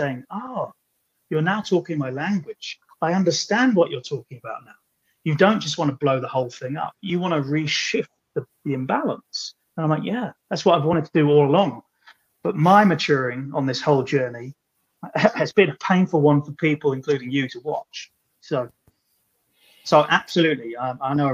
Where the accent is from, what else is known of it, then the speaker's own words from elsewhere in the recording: Ireland; I'm Irish